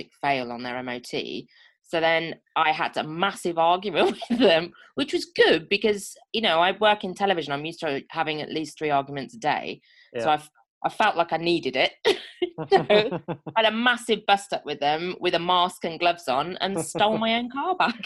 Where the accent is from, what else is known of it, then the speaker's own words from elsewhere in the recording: Birmingham, West Midlands, United Kingdom; moved away; I'm from Birmingham